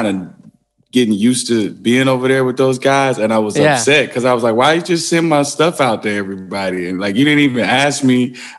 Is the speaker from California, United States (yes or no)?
no; Wisconsin, United States; born there; also born or lived in Wyoming / Arkansas / Atlanta / Memphis; I lived all over the place. Like I was born in Wisconsin, then I moved to Wyoming, then Arkansas, then Atlanta, then Memphis, then Michigan.